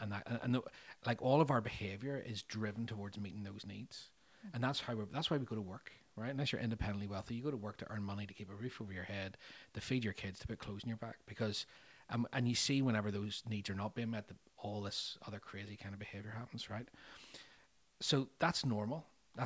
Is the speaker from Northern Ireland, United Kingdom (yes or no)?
yes; Northern Ireland, United Kingdom; growing up in Northern Ireland over 30 years, we did experience different levels of danger